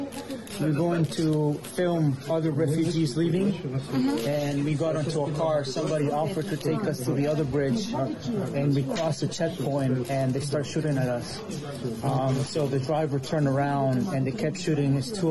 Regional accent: United States

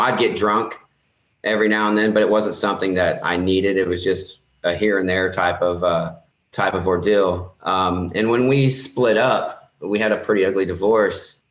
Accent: Indiana, United States; I'm from Indiana.

